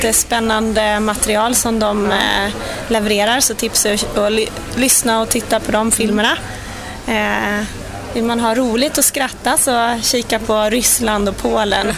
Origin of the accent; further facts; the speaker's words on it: Sweden; som svensk